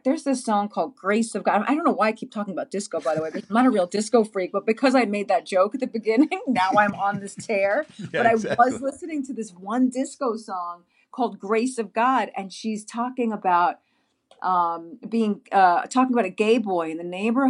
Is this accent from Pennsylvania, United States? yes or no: no; New York, United States; now in Los Angeles, United States; I'm from New York, but I'm sitting here in LA, so I'm saying they, even yeah, though exactly. I'm part of the New York experience because that's where I grew up.